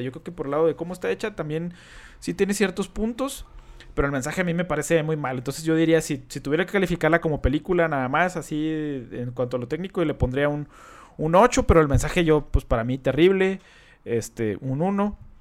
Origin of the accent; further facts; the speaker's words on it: Mexico; nosotros como mexicanos